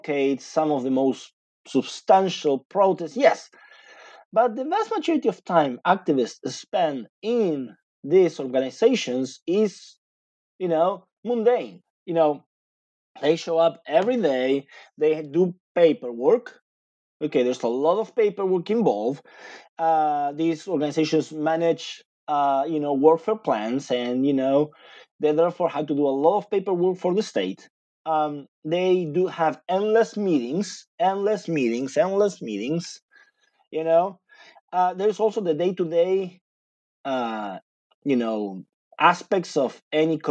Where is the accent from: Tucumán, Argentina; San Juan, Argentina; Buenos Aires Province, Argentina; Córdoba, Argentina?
Buenos Aires Province, Argentina; English is a second language; moved away as an adult; now in United States; I lived in Buenos Aires, in the greater Buenos Aires, okay, for 25 years